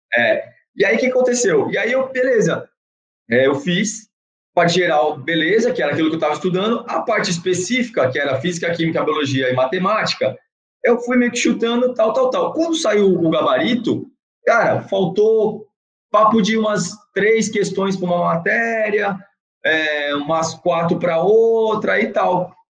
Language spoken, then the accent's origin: Portuguese; Santos, São Paulo, Brazil; sou de Santos